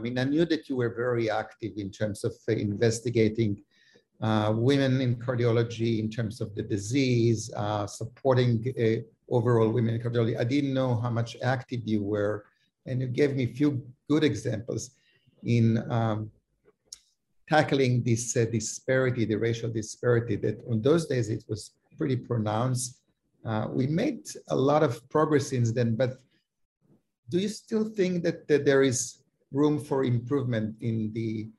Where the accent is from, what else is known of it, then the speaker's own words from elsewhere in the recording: Israel; I came from Israel. I couldn't believe that there is a separate school.